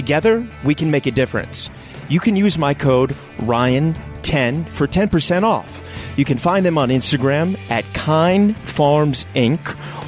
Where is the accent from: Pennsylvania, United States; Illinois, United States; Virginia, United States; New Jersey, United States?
Virginia, United States; Richmond; Oh, I'm from Richmond.